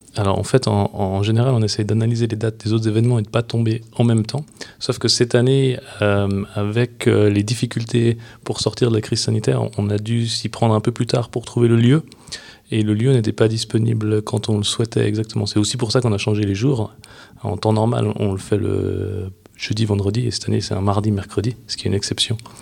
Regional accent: Switzerland; chez nous en Suisse

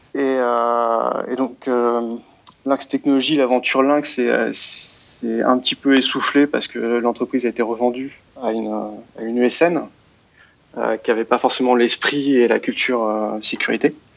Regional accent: France; je suis français

